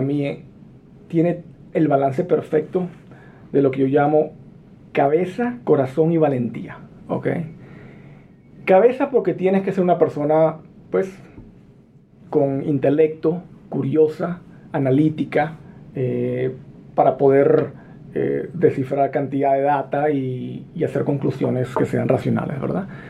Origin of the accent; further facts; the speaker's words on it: La Victoria, Aragua, Venezuela; first language Spanish; moved away as an adult; also born or lived in California, United States; now in United States; yo nací en California, de padres guatemaltecos. Me crié en Venezuela